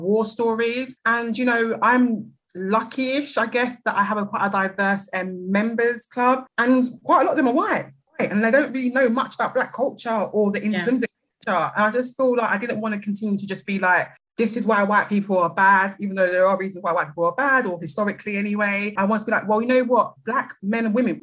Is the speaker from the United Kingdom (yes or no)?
yes; London, United Kingdom; accent: British; As I'm sure most people can tell by my accent, I'm British. I'm from London, South East.